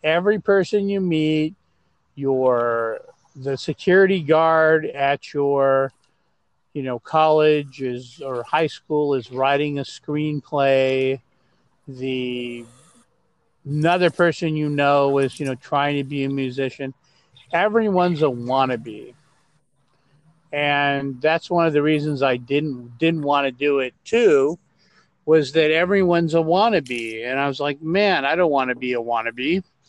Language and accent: English; Los Angeles, California, United States; also born or lived in Glendale, California / Rowland Heights / Hacienda Heights; I was born in Glendale, California, not far from where I am now. And so I'm an LA native. I grew up here, and I grew up in a place called Roland Heights and Hacienda Heights